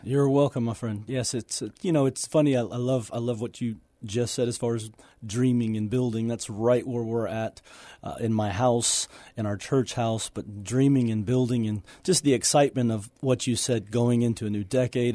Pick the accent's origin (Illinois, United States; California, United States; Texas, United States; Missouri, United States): Texas, United States; Houston; moved away as an adult; got into the wrong, you know, lifestyle and, and situation in Houston